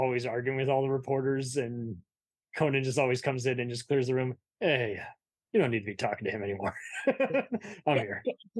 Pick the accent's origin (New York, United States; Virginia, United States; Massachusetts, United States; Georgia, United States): Massachusetts, United States; Boston; I don't know. I'm only from Boston.